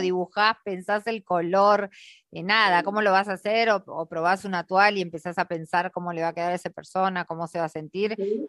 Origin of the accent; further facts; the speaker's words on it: Argentina; somos las argentinas